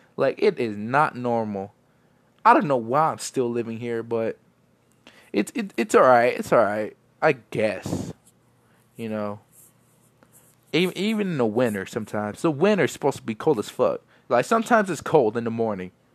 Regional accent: El Paso, Texas, United States; I'm from El Paso

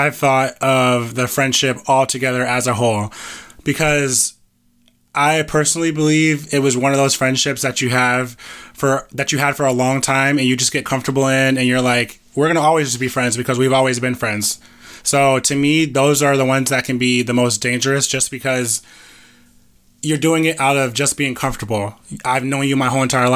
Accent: Orlando, Florida, United States; I grew up in Metro West. I went to Gotha. I went to Olympia.

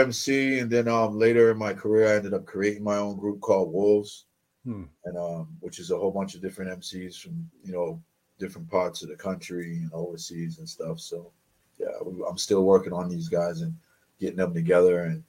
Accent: Lawrence, Massachusetts, United States; also born or lived in Brooklyn; I'm from Massachusetts, but I grew up in various areas in Mass and in New York back and forth. So, but I hail out of Lawrence, Massachusetts, Lawrence, Worcester, Springfield.

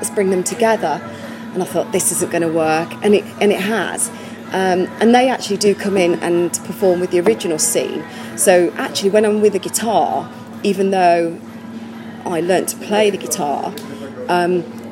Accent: Warwickshire, West Midlands, United Kingdom; I'm from Warwickshire.

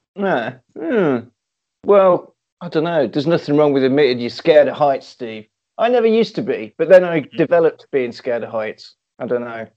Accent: Coventry, West Midlands, United Kingdom; I'm from Coventry.

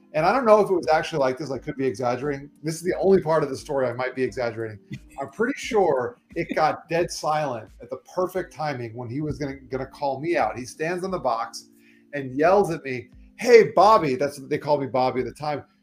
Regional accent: South Florida, United States; also born or lived in New York; I was born in New York, but I moved to Florida when I was 3 years old. And okay. So I'm pretty much a Floridian

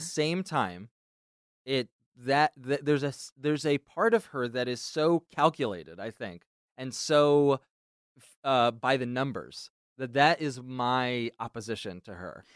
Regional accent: New Jersey, United States; I'm from New Jersey

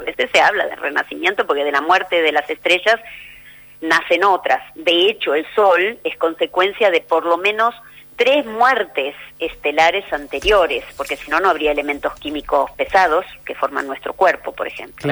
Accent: Argentina

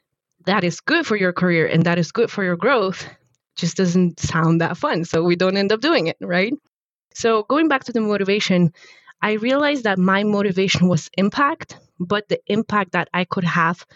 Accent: Poland; moved away; I actually studied robotics, control engineering and robotics in university back in Poland, in my home country

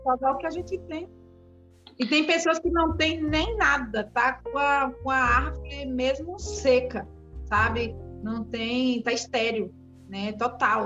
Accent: Seabra, Bahia, Brazil; eu sou daqui de Seabra

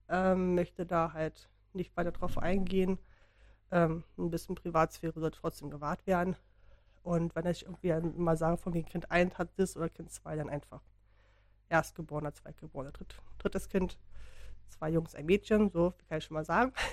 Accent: Berlin, Germany; wir bin halt Berlinerin.

